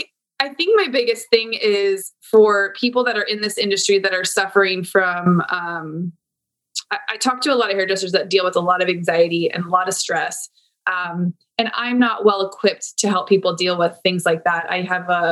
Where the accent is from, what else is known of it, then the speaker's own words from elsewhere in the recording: Santee, California, United States; out in East County where I grew up in Santee